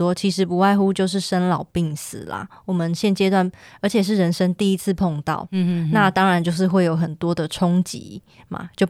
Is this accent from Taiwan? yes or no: yes; Kaohsiung, Taiwan; 我来自高雄小港区，嗯，不过我的家族其实都是澎湖来的哦。